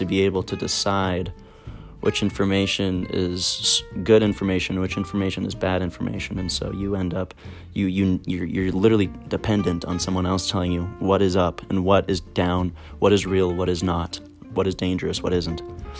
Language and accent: English; Alberta, Canada; I grew up in Alberta, so sometimes you get to run into the forest that was just near, it's literally all around us, the boreal forest.